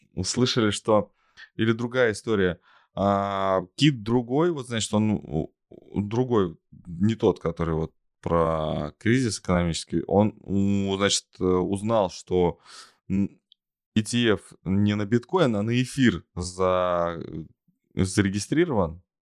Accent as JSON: {"language": "Russian", "town": "Tolyatti", "region": "Samara Oblast", "country": "Russia", "tie": "born or raised there", "said": "в родном городе Тольятти есть э, ну, хорошие школы, хоккейные школы"}